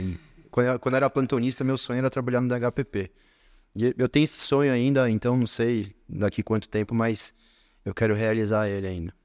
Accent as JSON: {"language": "Portuguese", "region": "São Paulo", "country": "Brazil", "tie": "born or raised there", "said": "aqui na capital, na Zona Norte, onde é, eu fui criado, onde eu nasci"}